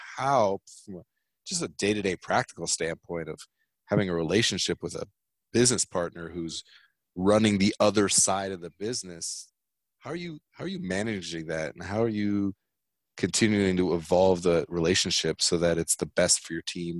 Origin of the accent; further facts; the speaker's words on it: North County, California, United States; I graduated from Vista High School. I grew up in North County